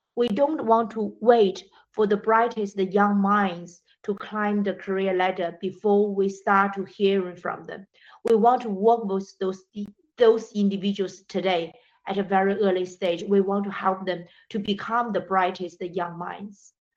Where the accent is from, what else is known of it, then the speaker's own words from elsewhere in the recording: China; moved away; also born or lived in Britain / Africa; I grew up in China, educated in Britain, and worked uh, in more than 10 years in Africa.